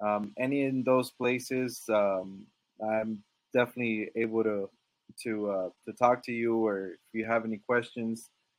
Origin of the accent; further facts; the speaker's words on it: Dallas, Texas, United States; also born or lived in Monterrey, Mexico / Laredo / San Antonio; Well, I was born in Monterrey, Mexico. So I guess you could say from there, we moved to Dallas.